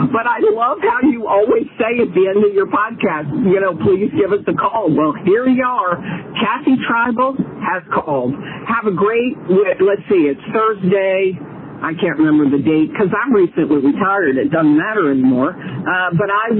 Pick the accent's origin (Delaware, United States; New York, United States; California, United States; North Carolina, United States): Delaware, United States; moved away as an adult; now in South Carolina, United States; I am from Delaware